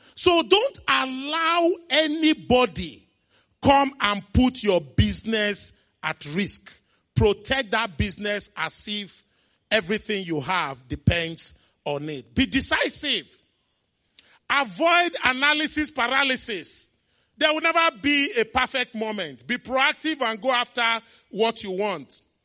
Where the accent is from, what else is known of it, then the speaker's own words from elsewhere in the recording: Onitsha, Anambra, Nigeria; As a kid, I grew up in Onitsha, my beloved town, Onitsha.